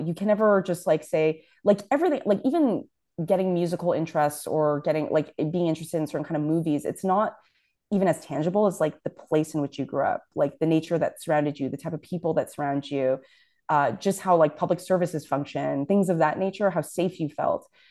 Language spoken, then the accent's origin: English; Toronto, Ontario, Canada; I grew up in Scarborough